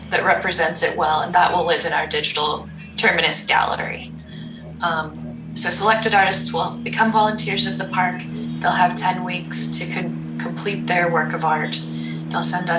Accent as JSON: {"language": "English", "region": "Montana", "country": "United States", "tie": "born or raised there", "said": "I grew up in Montana"}